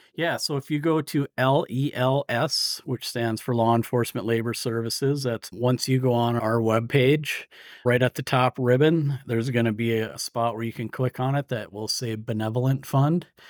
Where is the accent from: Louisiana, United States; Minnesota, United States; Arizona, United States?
Minnesota, United States; Iron Range; also born or lived in St. Cloud, Minnesota; I grew up on the Iron Range in Minnesota